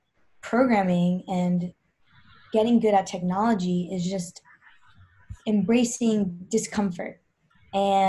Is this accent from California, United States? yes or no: no; New York, United States; also born or lived in Georgia; grew up in New York. I was born in Georgia